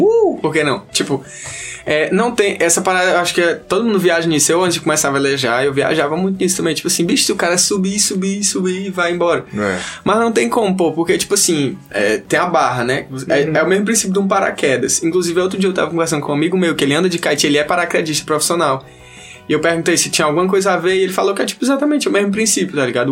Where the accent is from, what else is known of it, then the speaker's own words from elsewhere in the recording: Teresina, Piauí, Brazil; eu nasci e me criei aqui em Teresina, né, e tal, vivi minha vida toda aqui